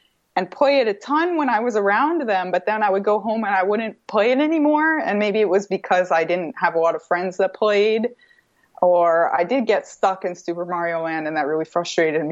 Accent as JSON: {"language": "English", "region": "Vermont", "country": "United States", "tie": "born or raised there", "said": "I grew up in Vermont"}